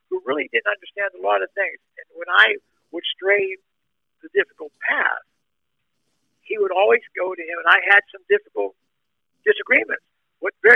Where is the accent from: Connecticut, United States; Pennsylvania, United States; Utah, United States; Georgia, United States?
Pennsylvania, United States; near Turtle Creek; born or raised there; moved away as an adult; also born or lived in Wichita, Kansas